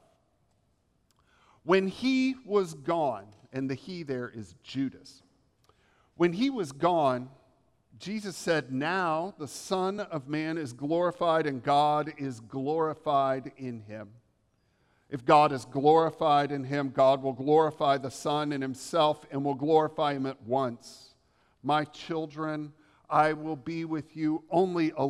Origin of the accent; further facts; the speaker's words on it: the South, United States; accent: Southern; I was raised in the South